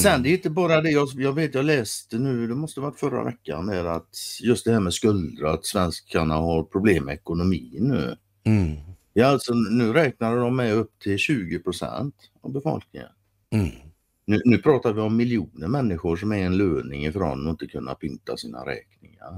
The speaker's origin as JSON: {"language": "Swedish", "country": "Sweden", "said": "som svensk"}